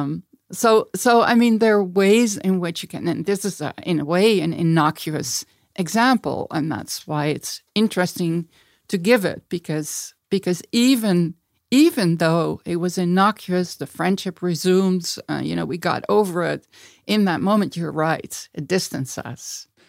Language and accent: English; Eindhoven, North Brabant, Netherlands; moved away as an adult; also born or lived in Amsterdam; I was born in Amsterdam. I grew up in a place, Eindhoven, where my dad worked for Philips.